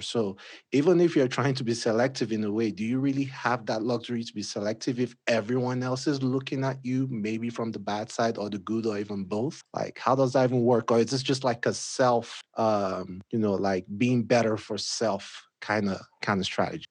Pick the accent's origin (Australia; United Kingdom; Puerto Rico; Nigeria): Nigeria; moved away as an adult; now in United States; I moved here from Nigeria.